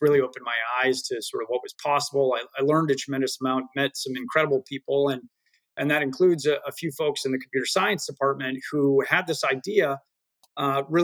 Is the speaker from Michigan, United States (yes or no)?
no; Acton, Massachusetts, United States; also born or lived in Chicago; I grew up in a town called Acton, sort of northwest of the city.